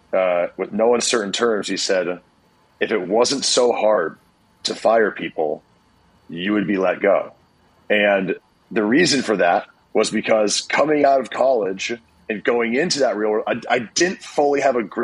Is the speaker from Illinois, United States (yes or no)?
no; Iowa, United States; moved away as an adult; also born or lived in Los Angeles; I was also from Iowa, brand new to LA.